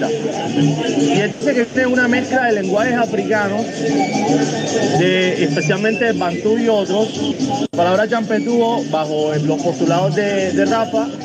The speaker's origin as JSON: {"language": "Spanish", "town": "Cartagena", "region": "Bolívar", "country": "Colombia", "said": "Yo, por ejemplo, soy de la María. Más champetúo no puedo ser. Yo vivo a dos calles de la calle que se llama la calle del Rey."}